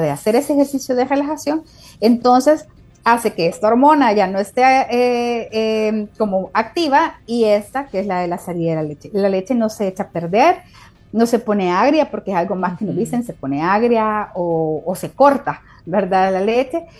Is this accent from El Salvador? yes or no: yes; El Salvador; mujeres salvadoreñas